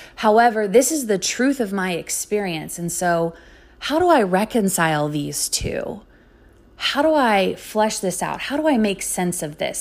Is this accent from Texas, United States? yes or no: yes; Sugar Land, Texas, United States; also born or lived in Lubbock, Texas; now in Dallas, United States; I am a native Texan. I grew up outside of Houston in a suburb called Sugarland